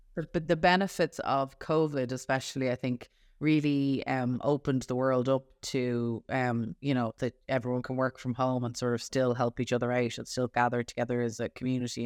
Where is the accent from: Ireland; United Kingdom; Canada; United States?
Ireland; a female teenage girl growing up in Ireland